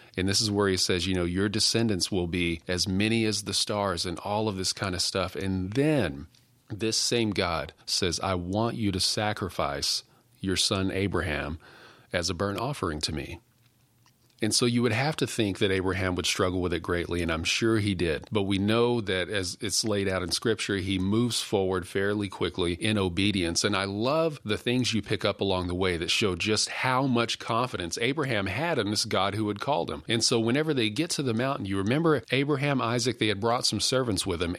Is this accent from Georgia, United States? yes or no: no; West Texas, United States; also born or lived in Odessa, Texas / Pecos, Texas / Fort Stockton, Texas; now in Maypearl, Texas, United States; I'm a West Texas kid. I grew up in Odessa, Pecos, Fort Stockton